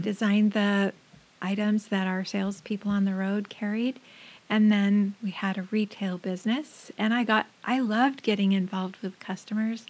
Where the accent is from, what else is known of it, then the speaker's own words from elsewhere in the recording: Southern California, United States; moved away as an adult; now in Washington, United States; I grew up in Southern California